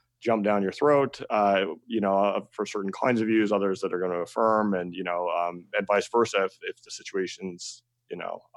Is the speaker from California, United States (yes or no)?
yes; Northern California, United States; moved away; I grew up in Northern California, as I just sort of mentioned in the sticks